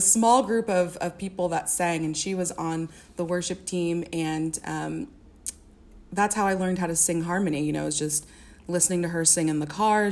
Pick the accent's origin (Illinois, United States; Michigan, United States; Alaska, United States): Illinois, United States; Springfield; also born or lived in Champaign-Urbana, Illinois; I grew up um, in Springfield, Illinois